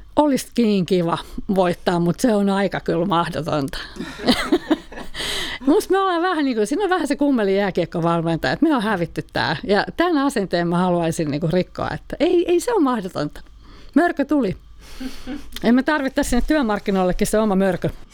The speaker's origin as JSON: {"language": "Finnish", "country": "Finland", "moved": "yes", "said": "mä edustan kuitenkin sitä ikäpolvea, jota on Suomessa paljon, jolla ei ole opittu sijoittamista kotona"}